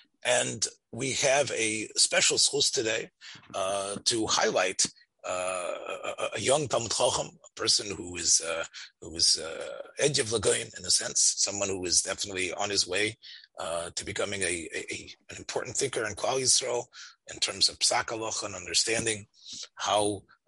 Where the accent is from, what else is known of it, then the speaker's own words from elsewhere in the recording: Memphis, Tennessee, United States; I was raised in Memphis and grew up in Rav Nota's house.